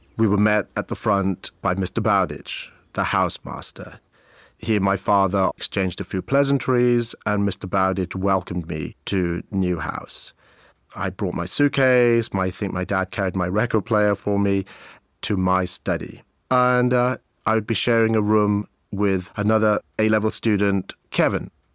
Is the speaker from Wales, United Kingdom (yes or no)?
yes; Abergavenny, Wales, United Kingdom; also born or lived in Cape Town, South Africa / Maidenhead, England; in nineteen seventy-four, we moved from Maidenhead to a town called Abergavenny in South Wales. I was about ten years of age